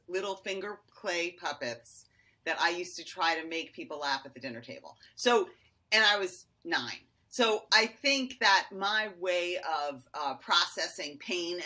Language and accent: English; Westport, Connecticut, United States; also born or lived in New York City, New York; I was born in New York City and we moved to Connecticut in the mid 70s